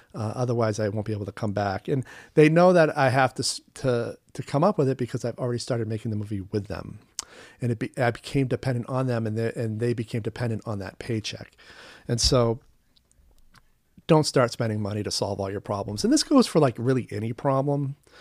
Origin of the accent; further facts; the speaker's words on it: United States; also born or lived in Vancouver, Canada; as an American attending film school abroad